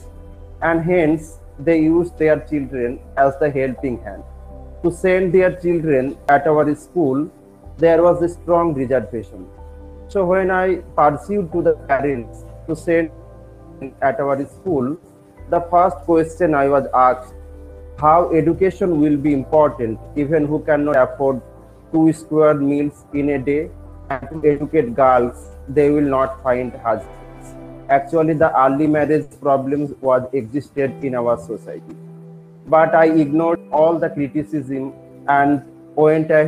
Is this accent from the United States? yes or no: no; Murshidabad, West Bengal, India; English is a second language; I am from Murshidabad in the state of West Bengal